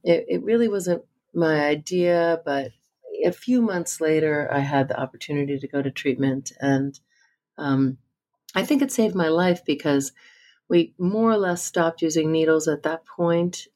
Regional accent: New Jersey, United States; I grew up in New Jersey

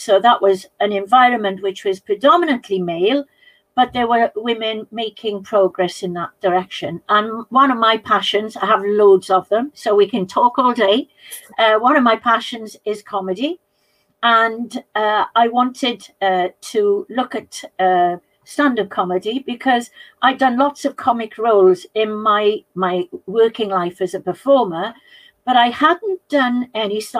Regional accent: South Pembrokeshire, Wales, United Kingdom; South Pembrokeshire, which is where I'm from

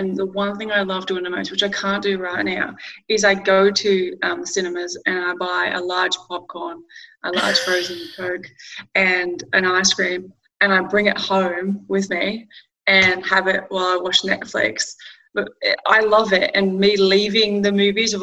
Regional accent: Glenroy, Victoria, Australia; growing up in Glenroy, Mum still lives in the same house

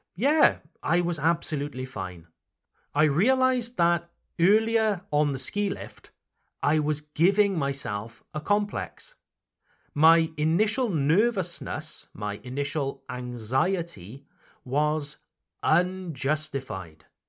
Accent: Wales, United Kingdom; now in Mulhouse, France; My home country, Wales, Le Pays de Galles

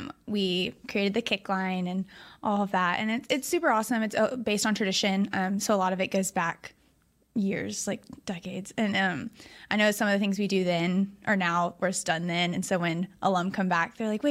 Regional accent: Dallas, Texas, United States; also born or lived in Austin, Texas; I was born in Dallas, and then right before high school, we moved to Austin. So grew up kind of there, kind of here

